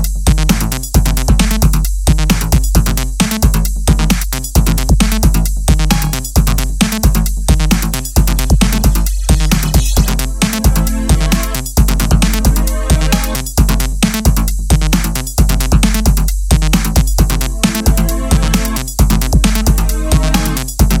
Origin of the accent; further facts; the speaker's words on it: Slovenia; I'm a producer from Slovenia